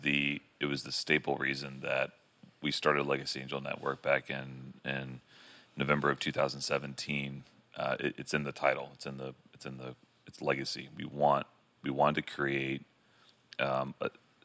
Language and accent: English; Beachside, Brevard County, Florida, United States; I grew up on Beachside